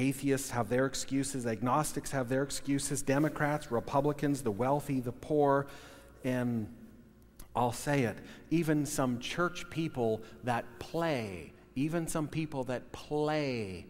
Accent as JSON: {"language": "English", "country": "United States", "tie": "born or raised there", "said": "probably 80% at least Norwegian, white parents, born and raised in America"}